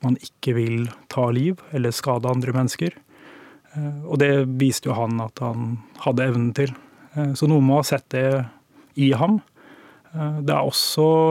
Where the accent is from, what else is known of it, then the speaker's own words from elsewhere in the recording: Tønsberg, Vestfold, Norway; moved away; Jeg kom fra Tønsberg